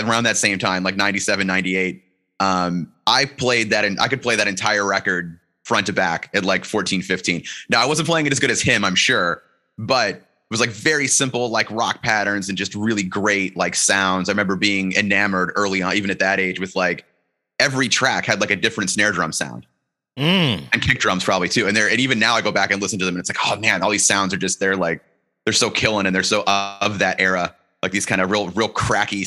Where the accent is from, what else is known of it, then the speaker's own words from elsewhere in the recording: Tallmadge, Ohio, United States; Talmadge, when I grew up there, was known as being, it was like literally in the game of Trivial Pursuit as being the town with the most churches per capita.